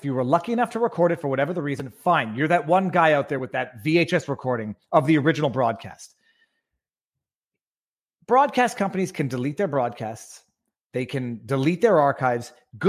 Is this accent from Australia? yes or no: no; Canada; I'm a Canadian looking to invest in a small American tackle company.